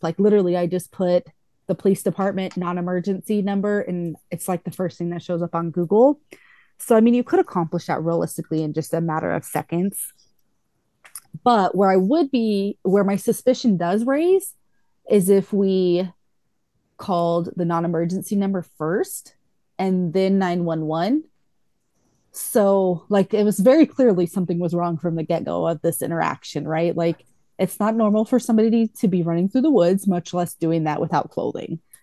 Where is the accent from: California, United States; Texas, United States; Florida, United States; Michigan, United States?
Texas, United States; I grew up in Texas